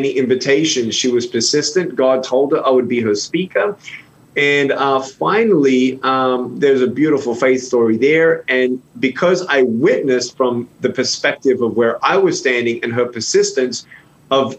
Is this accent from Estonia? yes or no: no; Melbourne, Victoria, Australia; I was born without limbs in Melbourne, Australia in 1982 in a Christian home